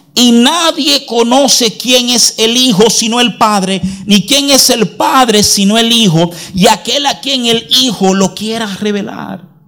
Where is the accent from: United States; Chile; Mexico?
United States; moved away; desde muchacho, porque nos criamos en los Estados Unidos